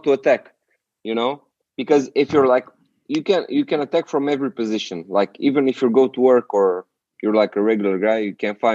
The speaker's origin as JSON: {"language": "English", "country": "Romania", "tie": "born or raised there", "said": "in Bucharest and in my hometown, it's way simpler"}